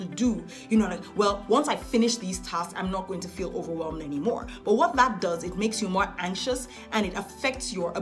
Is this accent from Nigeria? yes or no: yes; Nigeria; I'm a Nigerian girl